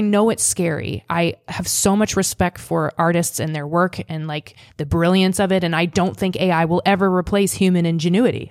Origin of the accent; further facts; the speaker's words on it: Seward, Nebraska, United States; moved away; also born or lived in Boston; I came from Nebraska.